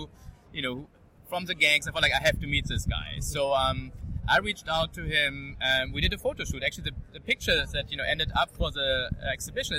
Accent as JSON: {"language": "English", "country": "Germany", "tie": "born or raised there", "accent": "German", "second_language": "English", "said": "I'm Jewish, Colombian, growing up in Germany"}